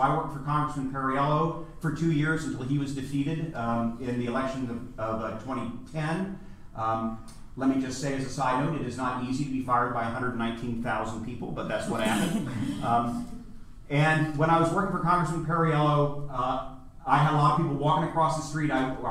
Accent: Orange County, Virginia, United States; also born or lived in New York City; even though I'm from Orange County, Virginia, a county of 3,000 people

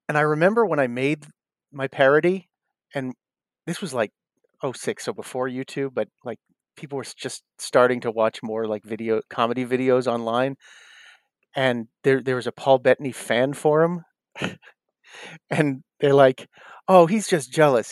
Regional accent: South Shore, Massachusetts, United States; moved away; also born or lived in Los Angeles / New York; I grew up in South Shore, Mass

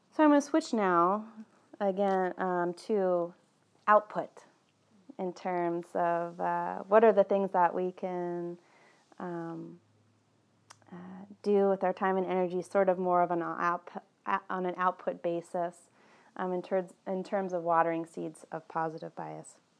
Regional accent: East Coast, United States; moved away; I was born on the East Coast and somehow that's still very much alive in me.

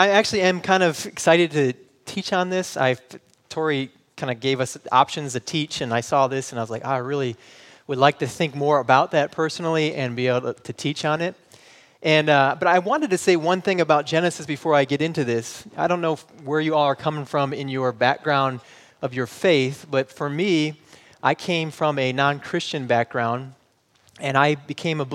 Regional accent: Michigan, United States; moved away; I'm from Michigan and we don't say that up there. So we say you guys

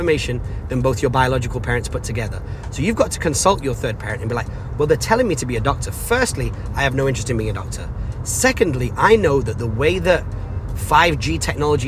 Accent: Salford, North West England, United Kingdom; where I was growing up in Salford

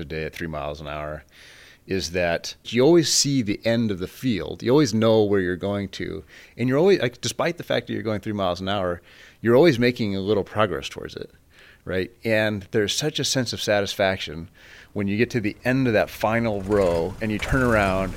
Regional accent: Fort Morgan, Colorado, United States; now in Stanford, United States; I was raised in Fort Morgan, Colorado, on a very large family farm

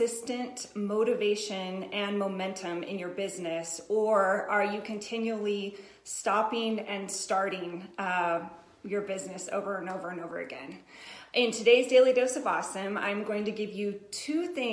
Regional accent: Colorado, United States; I'm from Colorado, too

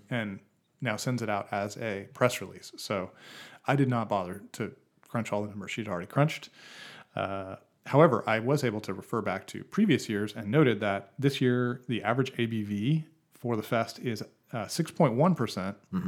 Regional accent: Boise, Idaho, United States; now in Portland, United States; I grew up in Boise, Idaho

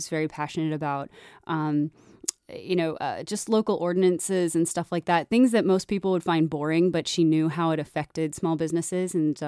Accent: Yorktown, Virginia, United States; also born or lived in Dayton, Ohio; I was born in Dayton, Ohio, but only lived there for 2 years before my family moved me all over. I was raised mostly in Virginia, Yorktown, Virginia, where the history comes from.

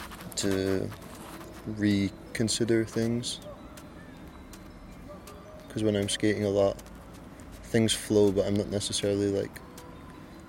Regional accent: Stonehaven, Scotland, United Kingdom; now in Copenhagen, Denmark; I come from Stonehaven, Scotland, the northeast of Scotland, and I live in Copenhagen

